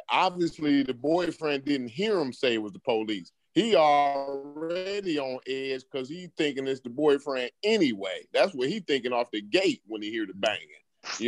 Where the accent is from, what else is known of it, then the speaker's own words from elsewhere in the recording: Charleston, United States; I'm from Charleston.